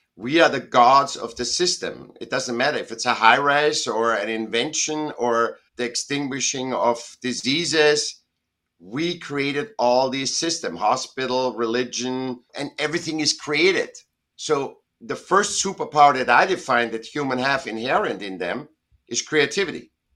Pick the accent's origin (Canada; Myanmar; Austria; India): Austria; Vienna; now in Southern California, United States; I was born in Vienna, in Austria, and I was a sick child, and I went to school when I was seven